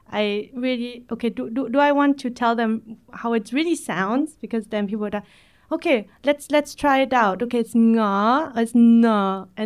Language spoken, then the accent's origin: English; Berlin, Germany; So I normally say, hey … I'm from Berlin and that's uh, probably what I would start at the party.